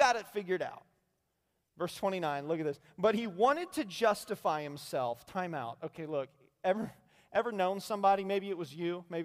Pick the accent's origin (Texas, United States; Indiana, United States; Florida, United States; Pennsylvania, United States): Indiana, United States; now in Fort Myers, United States; I'm from Indiana